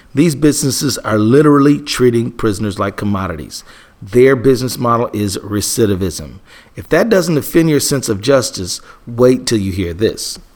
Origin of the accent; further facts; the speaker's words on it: Minnesota, United States; my home state of Minnesota